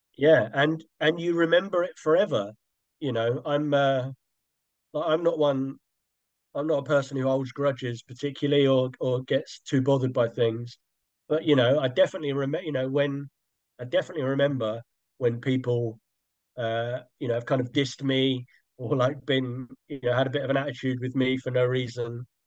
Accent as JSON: {"language": "English", "region": "London", "country": "United Kingdom", "moved": "as an adult", "lives_now": "Brighton, United Kingdom", "said": "I come from South London"}